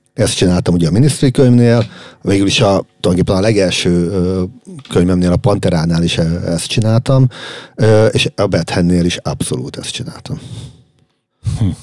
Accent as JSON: {"language": "Hungarian", "country": "Hungary", "said": "magyarok vagyunk"}